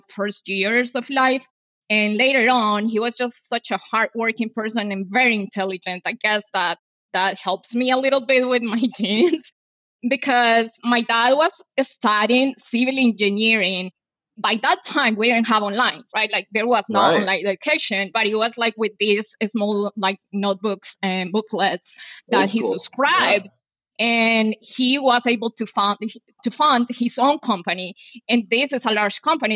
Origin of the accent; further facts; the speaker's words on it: Medellín, Antioquia, Colombia; English is a second language; moved away as an adult; also born or lived in Miami, United States; now in Los Angeles, United States; I was born in Medellin, the capital city of Antioquia.